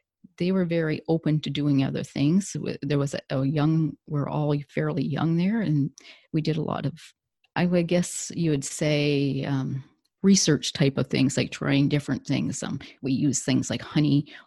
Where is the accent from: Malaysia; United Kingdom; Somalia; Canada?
Canada; southern Ontario; I'm from Ontario, Canada, and I grew up in a farm community, lived on a farm and still in the farm community right now